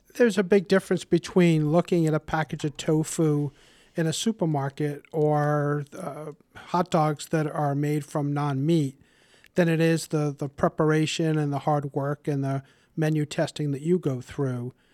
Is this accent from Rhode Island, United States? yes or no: yes; Warwick, Rhode Island, United States; born or raised there